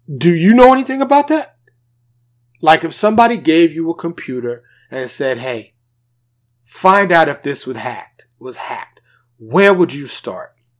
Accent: New York, United States; being a black man, born and raised in New York, in abject poverty

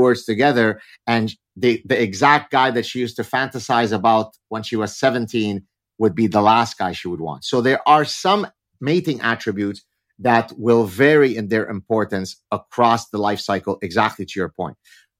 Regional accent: Lebanon; first language Arabic; English is a second language; we're Lebanese Jews, so my mother tongue is Arabic

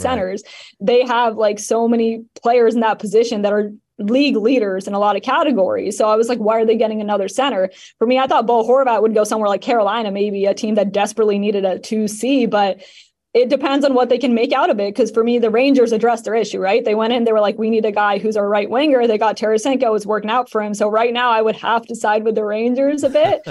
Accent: Canada; I'm Canadian

